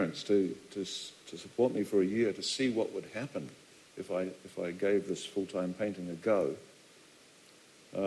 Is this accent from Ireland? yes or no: no; Dunedin, Otago, New Zealand; also born or lived in London